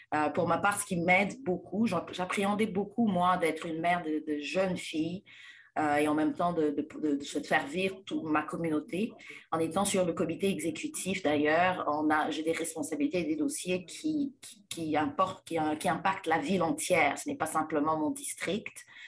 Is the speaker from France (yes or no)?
no; DR Congo; moved away; je suis née et grandie en République démocratique du Congo